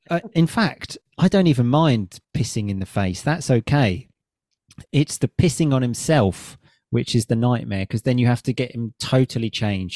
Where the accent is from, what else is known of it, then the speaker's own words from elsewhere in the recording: Chelmsford, East of England, United Kingdom; in my hometown